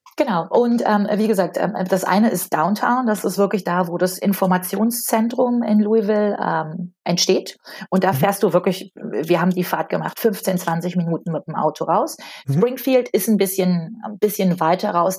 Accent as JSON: {"language": "German", "region": "North Rhine-Westphalia", "country": "Germany", "said": "ich komme aus Nordrhein-Westfalen"}